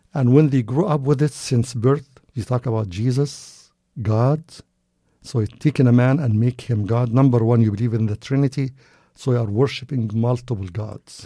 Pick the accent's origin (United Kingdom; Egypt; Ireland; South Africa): Egypt; moved away as an adult; also born or lived in Cairo, Egypt; now in United States; I was born and raised in Egypt, a Muslim country